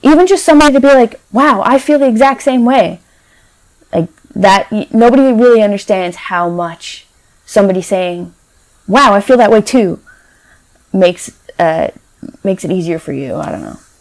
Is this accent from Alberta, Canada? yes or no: no; Newfoundland and Labrador, Canada; moved away; I'm from Newfoundland originally.